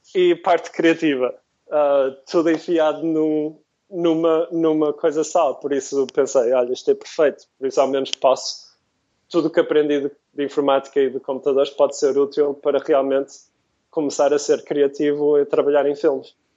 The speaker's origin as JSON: {"language": "Portuguese", "town": "Porto", "region": "Norte", "country": "Portugal", "tie": "born or raised there", "also_born_or_lived": "London, United Kingdom", "moved": "as an adult", "lives_now": "San Francisco, United States", "said": "crescendo no Porto, crescendo em Portugal"}